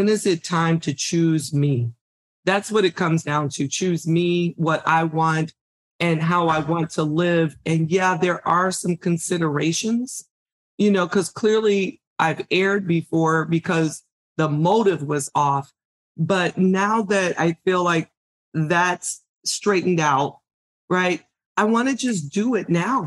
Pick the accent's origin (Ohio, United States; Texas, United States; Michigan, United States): Michigan, United States; I grew up in Michigan, severe winters